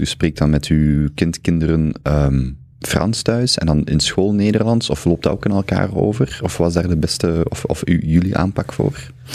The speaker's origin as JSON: {"language": "Dutch", "region": "Flanders", "country": "Belgium", "said": "ook voor mij als Vlaming hangt eh, identiteit heel hard vast aan het Vlaams"}